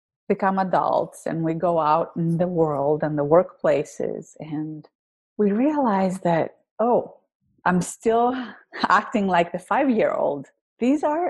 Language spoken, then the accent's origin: English; Greece; accent: thick accent; English is a second language; now in United States; When I moved to the US, I originally come from Greece. You can tell by my thick accent.